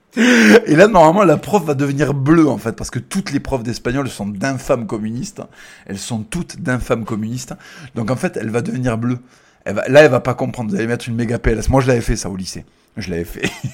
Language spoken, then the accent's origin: French; Toulouse, Occitania, France; Moi, je suis pas lyonnais, je suis toulousain